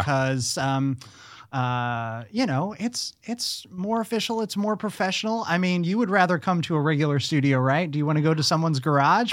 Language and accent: English; Southern Illinois, United States; now in Los Angeles, United States